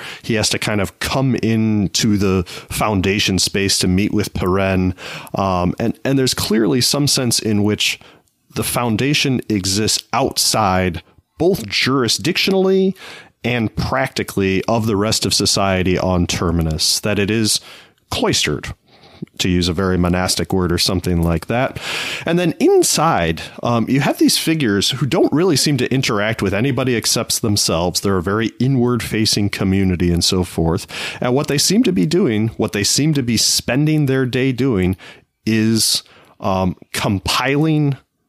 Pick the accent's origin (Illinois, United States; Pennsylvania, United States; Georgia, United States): Illinois, United States; Naperville; near where you and I grew up in Naperville, there is a university called Benedictine University